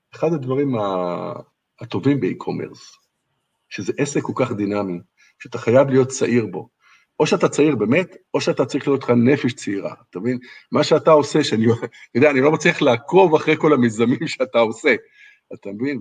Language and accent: Hebrew; Israel; moved away as an adult; now in Wuhan, China; אני בתור איזה ישראלי